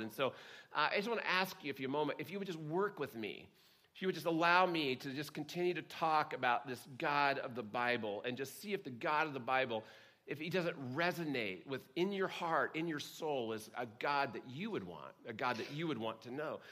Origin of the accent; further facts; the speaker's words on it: Oklahoma, United States; growing up in Oklahoma